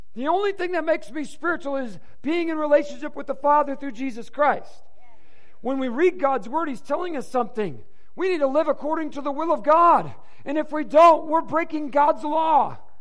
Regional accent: Inkster, Michigan, United States; We grew up in Inkster, Michigan, which is a suburb, um, I mean, um, in the metropolis of, of Detroit in uh, Michigan

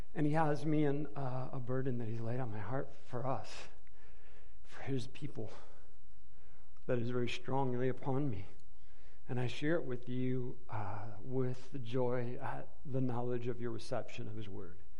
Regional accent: Inkster, Michigan, United States; We grew up in Inkster, Michigan, which is a suburb, um, I mean, um, in the metropolis of, of Detroit in uh, Michigan

